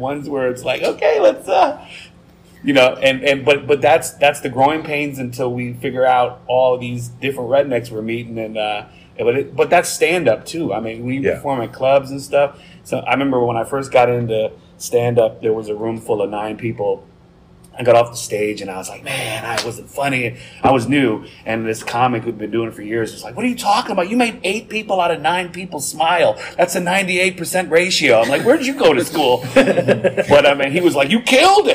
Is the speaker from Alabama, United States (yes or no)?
no; Racine, Wisconsin, United States; moved away; Originally from Racine, Wisconsin, which is between Milwaukee